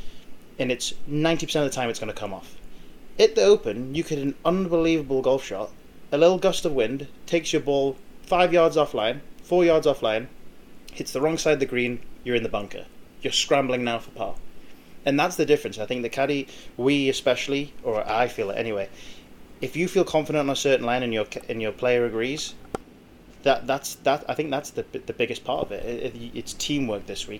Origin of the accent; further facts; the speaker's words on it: Scotland, United Kingdom; I grew up in Scotland when it comes to high school